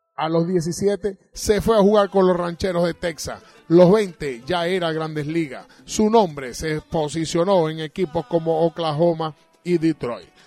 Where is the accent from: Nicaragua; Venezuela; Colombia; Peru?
Venezuela; Caracas, Capital District; now in Margarita Island, Venezuela; nacimos en la maternidad Concepción Palacio